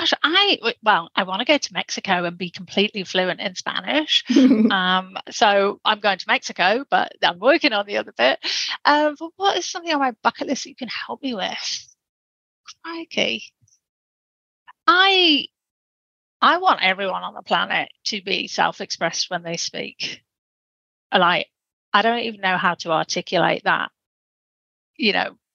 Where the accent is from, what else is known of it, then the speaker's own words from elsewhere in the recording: England, United Kingdom; accent: Pommy; my Pommy accent